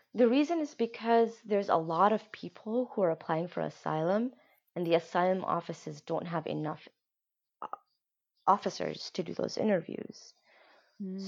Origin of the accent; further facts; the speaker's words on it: Kenya; moved away; what we grew up in Kenya